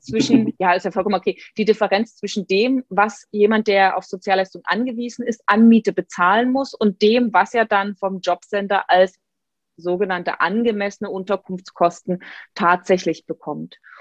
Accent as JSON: {"language": "German", "town": "Dresden", "region": "Saxony", "country": "Germany", "tie": "born or raised there", "said": "meiner Heimatstadt Dresden"}